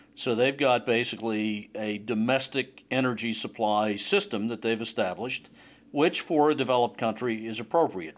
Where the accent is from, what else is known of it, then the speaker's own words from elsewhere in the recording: Pittsburgh, Pennsylvania, United States; moved away; Pittsburgh, my original home.